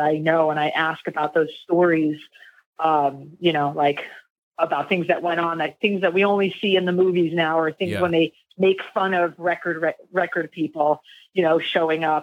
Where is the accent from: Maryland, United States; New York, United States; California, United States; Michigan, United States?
New York, United States; I grew up in New York